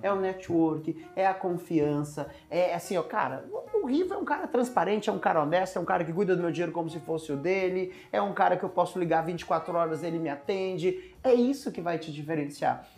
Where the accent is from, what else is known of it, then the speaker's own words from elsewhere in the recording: interior of Goiás, Brazil; also born or lived in São Paulo; Eu nasci em São Paulo, mas fui cresci no interior de Goiás